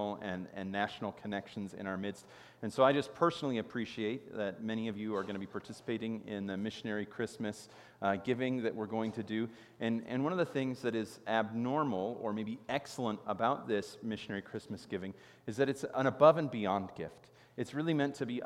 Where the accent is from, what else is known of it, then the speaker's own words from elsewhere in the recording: Chicago, Illinois, United States; I grew up in Chicago, and Chicago is known as the Windy City